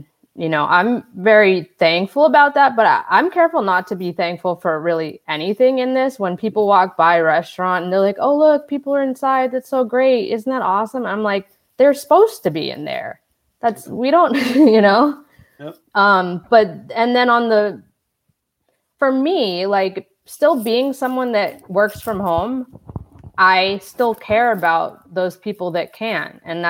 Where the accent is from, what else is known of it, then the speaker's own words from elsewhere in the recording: Massachusetts, United States; moved away; I grew up in Massachusetts and went to school out there.